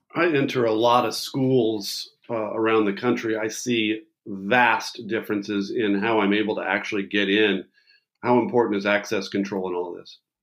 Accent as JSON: {"language": "English", "region": "Maryland", "country": "United States", "said": "my home state of Maryland"}